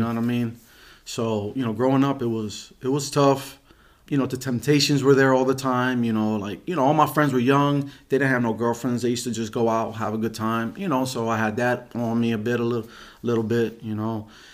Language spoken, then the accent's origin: English; Reading, Pennsylvania, United States; I grew up in Reading. Pennsylvania. I was born in Saint Joe's Hospital